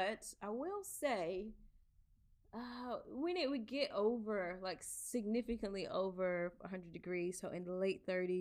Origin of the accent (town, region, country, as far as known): United States; born or raised there; moved away as an adult